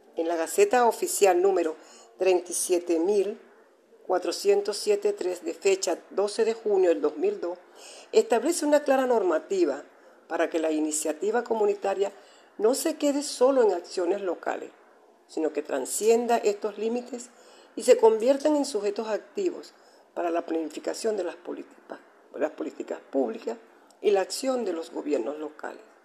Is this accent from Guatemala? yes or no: no; Venezuela; nuestro país como venezolano